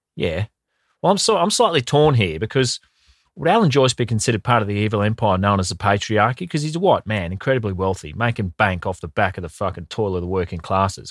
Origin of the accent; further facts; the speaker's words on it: Queensland, Australia; me as a Queenslander.